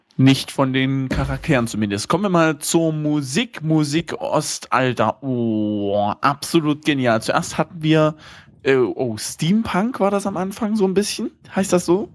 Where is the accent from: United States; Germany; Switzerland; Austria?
Germany; bei uns in Deutschland